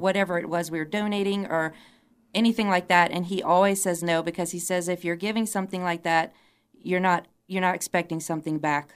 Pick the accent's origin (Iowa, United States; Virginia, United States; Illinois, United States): Virginia, United States; Charlottesville; I'm originally from Charlottesville, so that's why a lot of you know me to be the U V A girl